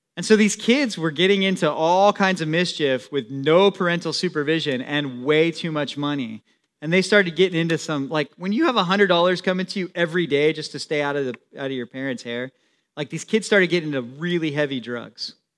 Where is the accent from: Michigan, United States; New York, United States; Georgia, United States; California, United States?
California, United States; San Diego; also born or lived in Temecula, California; I grew up in San Diego